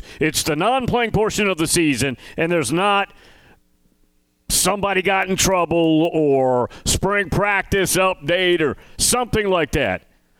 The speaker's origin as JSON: {"language": "English", "region": "the South", "country": "United States", "said": "Now, I'm from the South, so there may be some bias there"}